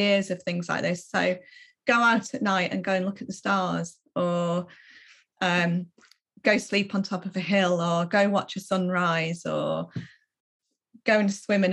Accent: Malham, Yorkshire and the Humber, United Kingdom; now in West Yorkshire, United Kingdom; I grew up in a little village in the Yorkshire Dales, and that had Malham. I grew up in Malham

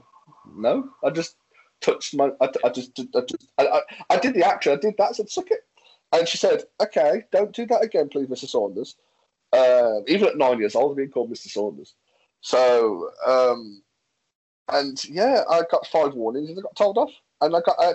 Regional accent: Birmingham, West Midlands, United Kingdom; I'm from Birmingham

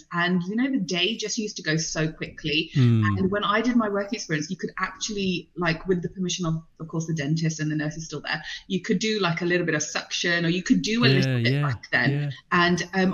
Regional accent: Birmingham, West Midlands, United Kingdom; English is a second language; also born or lived in London / India / Prague; I grew up in and around Birmingham, multicultural

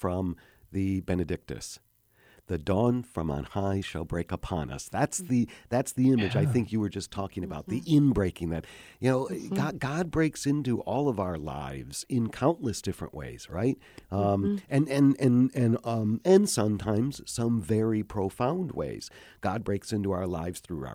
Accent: Oxford, Michigan, United States; now in Chicago, United States; my hometown is Oxford, Michigan. I grew up in Oxford, Michigan

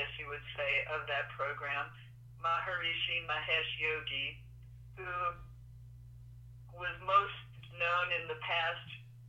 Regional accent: Cleveland, Ohio, United States; accent: Cleveland; Originally, Cleveland, Ohio.

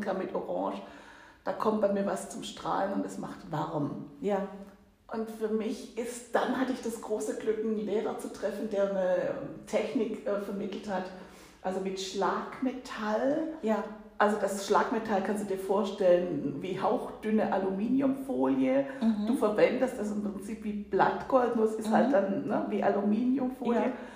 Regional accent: Swabia, Germany; accent: Swabian; moved away as an adult; now in Hamburg, Germany; So richtig aus tiefstem Schwabenland

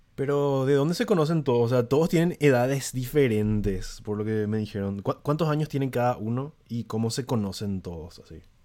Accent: San Lorenzo, Central, Paraguay; yo tampoco soy de Asunción, ¿verdad? Pero tipo, soy de alrededores, soy de San Lorenzo

